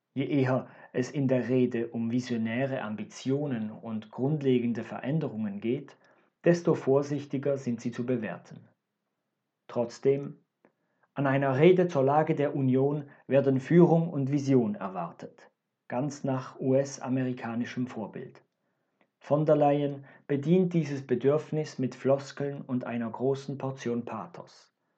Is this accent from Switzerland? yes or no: yes; Switzerland; Als Schweizer